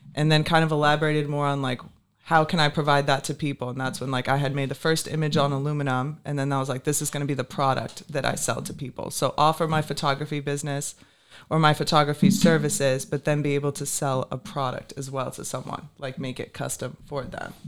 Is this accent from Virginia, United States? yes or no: yes; Richmond, Virginia, United States; moved away as an adult; also born or lived in New Smyrna, Florida / Port Orange, Florida; now in Naples, United States; originally from Richmond, Virginia. That's where I grew up. Moved to Florida when I turned 18